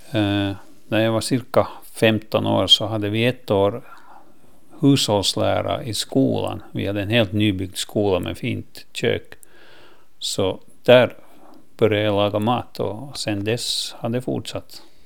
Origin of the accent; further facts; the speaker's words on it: Lappo, Åland Islands; Det här är min hemö och eh, min fars släkt kommer härifrån sedan många generationer.